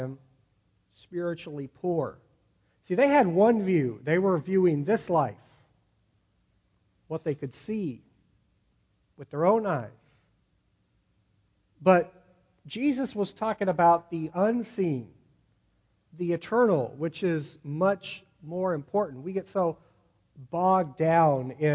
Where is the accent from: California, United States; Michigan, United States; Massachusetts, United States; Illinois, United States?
California, United States; Sacramento; I'm from Sacramento, California, right near where the gold rush happened.